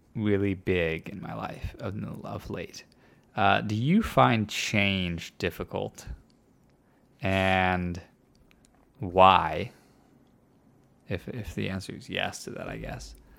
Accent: Midwest, United States; moved away; I was raised, when I was raised in the Midwest, kind of, further north than here

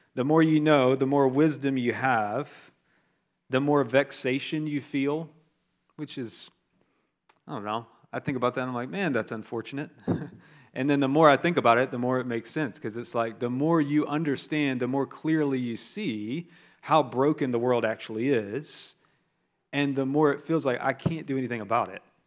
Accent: the South of the United States, United States; I'm from the South of the United States

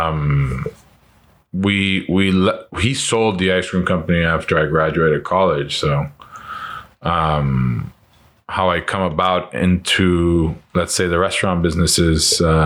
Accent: San Juan, Puerto Rico; I was born in San Juan, Puerto Rico

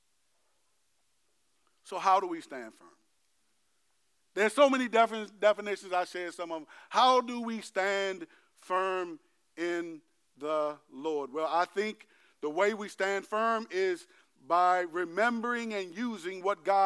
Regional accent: United States; I'm American

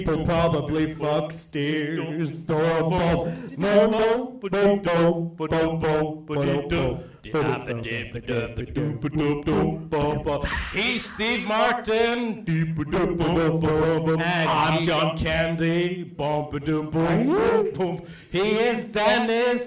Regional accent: Iceland; I am an Icelandic person.

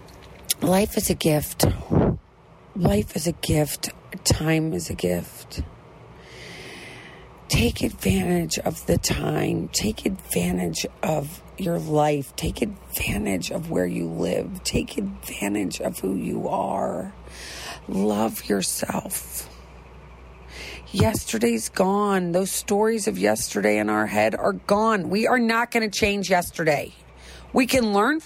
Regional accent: Midwest, United States; I'm from the Midwest

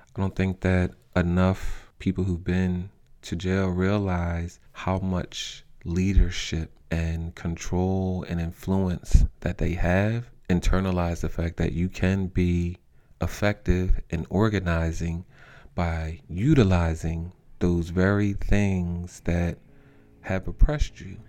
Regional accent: Norristown, Pennsylvania, United States; also born or lived in North Carolina / West Philadelphia; now in Philadelphia, United States; I'm originally from Norristown

